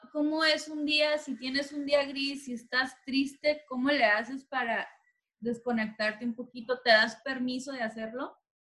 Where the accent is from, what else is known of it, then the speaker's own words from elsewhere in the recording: Tijuana, Baja California, Mexico; now in Los Angeles, United States; yo vengo de Tijuana